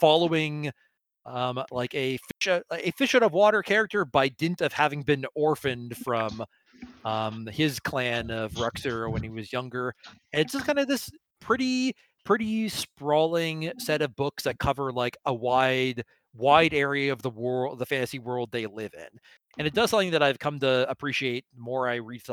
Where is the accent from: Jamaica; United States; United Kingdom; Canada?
Canada; as a Canadian